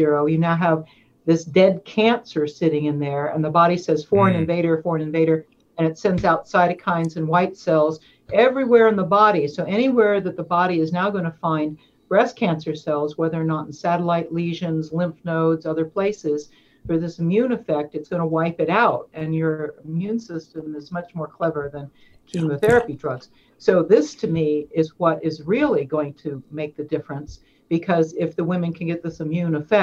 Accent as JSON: {"language": "English", "region": "East Coast", "country": "United States", "moved": "as an adult", "lives_now": "Oregon, United States", "said": "I'm from East Coast. I've been here 17 years now"}